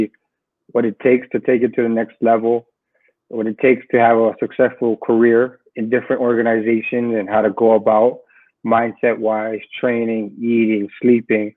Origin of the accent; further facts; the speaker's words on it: Hawaii, United States; growing up in the Super Brawl back in Hawaii